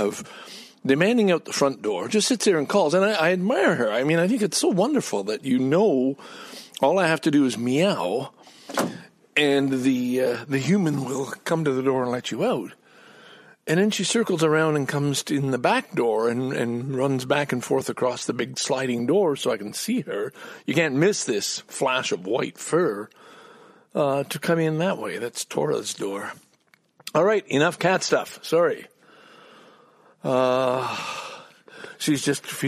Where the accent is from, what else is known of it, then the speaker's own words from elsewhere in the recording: Montreal, Quebec, Canada; also born or lived in Ottawa; now in Toronto, Canada; what I grew up with in Montreal